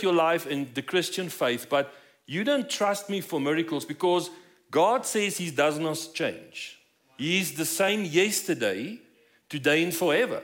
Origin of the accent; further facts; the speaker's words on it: South Africa; moved away as an adult; now in Colorado Springs, United States; As you might notice from my accent, we're not from here. So we moved here about 5 years ago from South Africa.